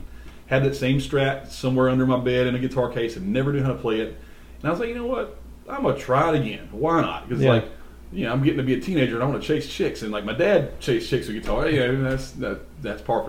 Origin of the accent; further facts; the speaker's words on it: Bennettsville, South Carolina, United States; We grew up in Bennettsville